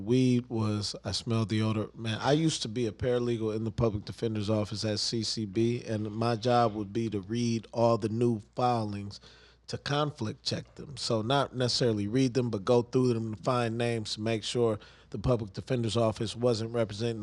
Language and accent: English; United States; I am an American